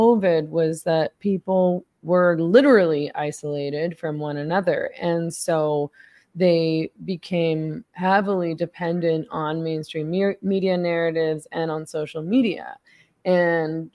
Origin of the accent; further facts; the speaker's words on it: Vancouver, British Columbia, Canada; my family lives on Vancouver Island now, though I grew up in Vancouver, the city of Vancouver.